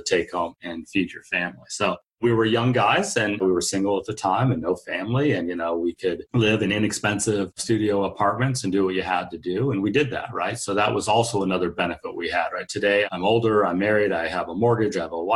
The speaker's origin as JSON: {"language": "English", "region": "California", "country": "United States", "tie": "born or raised there", "moved": "yes", "said": "back in my hometown in California. I'm from California originally"}